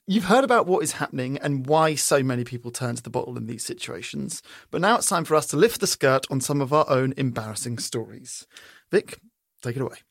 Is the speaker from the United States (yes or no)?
no; England, United Kingdom; moved away; growing up in England